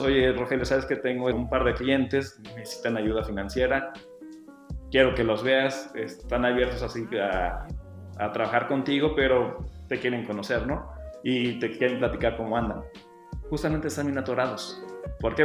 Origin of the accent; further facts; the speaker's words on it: San Luis Potosí, Mexico; moved away as an adult; regreso a San Luis, que es mi tierra, están mis amigos, está mi familia